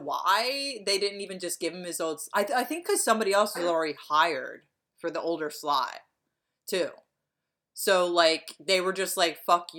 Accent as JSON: {"language": "English", "town": "Lansdowne", "region": "Pennsylvania", "country": "United States", "said": "Maybe it's because I'm from Lansdowne, which Lansdowne, you always have to be like really hard on the A, or people think you're saying Lansdale."}